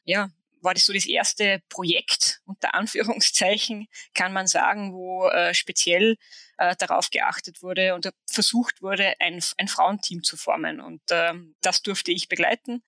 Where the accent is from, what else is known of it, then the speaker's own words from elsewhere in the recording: Saalfelden, Salzburg, Austria; also born or lived in Hochfilzen / Switzerland; in Saalfelden, also meinem Heimatort am Skigymnasium